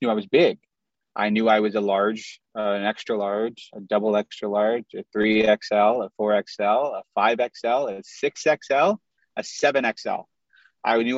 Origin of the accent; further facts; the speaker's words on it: Chicago, Illinois, United States; also born or lived in Indiana; I grew up in the Midwest. I'm from Chicago. We lived in Indiana for a little while